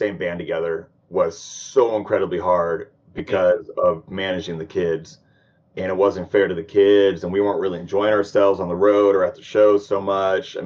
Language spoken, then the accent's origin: English; Sacramento, California, United States; I'm born and raised like Sacramento, California